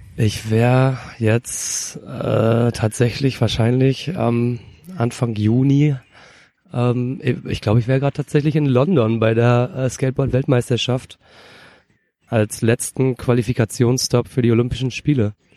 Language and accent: German; Rostock, Mecklenburg-Vorpommern, Germany; ich komme eigentlich, wie du schon gesagt hast, aus Rostock und bin da auch geboren